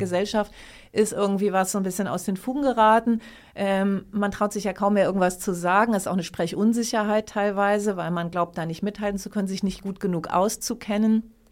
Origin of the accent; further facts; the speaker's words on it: Lower Saxony, Germany; ich komme ja auch aus Niedersachsen